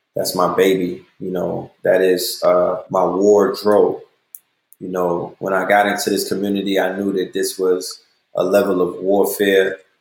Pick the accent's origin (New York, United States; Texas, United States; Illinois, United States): New York, United States; now in Atlanta, United States; I'm a New Yorker